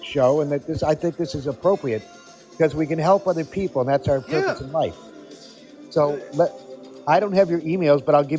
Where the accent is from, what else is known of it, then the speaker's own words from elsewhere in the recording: Netherlands; moved away; I grew up in Europe, in the Netherlands